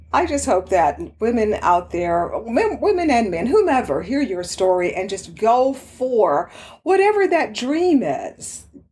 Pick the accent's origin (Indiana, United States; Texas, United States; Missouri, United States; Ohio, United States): Texas, United States; Houston; also born or lived in Dallas, Texas; I grew up in uh, Houston. I was born in Dallas, and so I'm very familiar, of course, with Texas